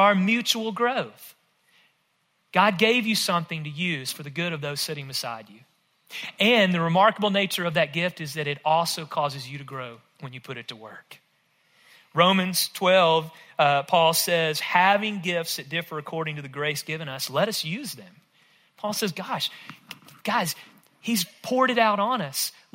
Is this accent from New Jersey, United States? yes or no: no; rural West Tennessee, United States; I grew up in rural West Tennessee, if my accent doesn't give it away